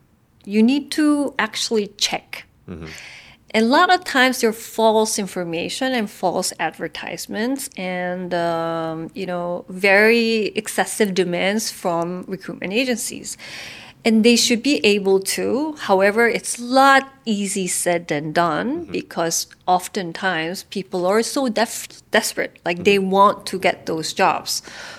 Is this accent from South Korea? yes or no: yes; South Korea; now in Vietnam; I'm actually a migrant worker because I'm from Korea. I work in Vietnam.